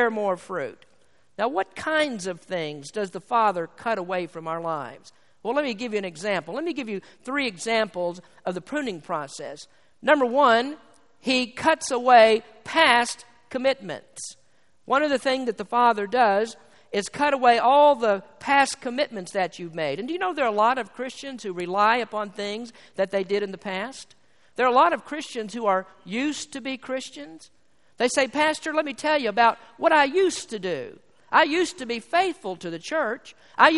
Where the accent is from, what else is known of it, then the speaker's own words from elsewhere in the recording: Kentucky, United States; I'm from Kentucky